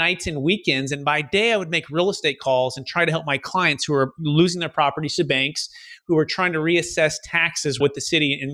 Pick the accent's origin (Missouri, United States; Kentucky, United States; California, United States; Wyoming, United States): California, United States; Fremont; originally growing up in the Bay Area, Mission, San Jose, Fremont, kind of Silicon Valley